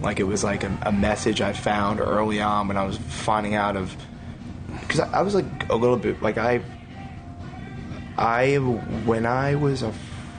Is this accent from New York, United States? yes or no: no; Rahway, New Jersey, United States; also born or lived in Livingston, New Jersey / East Brunswick, New Jersey / Clark, New Jersey; I was born in Livingston, and I grew up in Rahway, okay. Rahway Clark area.